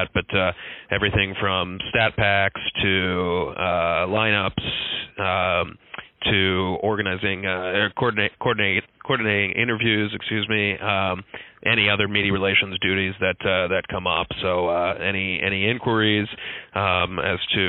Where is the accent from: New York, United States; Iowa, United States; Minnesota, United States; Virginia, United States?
Minnesota, United States; Minnetonka; now in Fort Myers, United States; I grew up in Minnetonka, Minnesota, which is about 20 minutes from Minneapolis